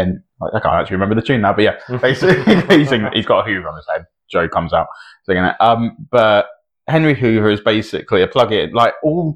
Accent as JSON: {"language": "English", "country": "United Kingdom", "said": "I'm British."}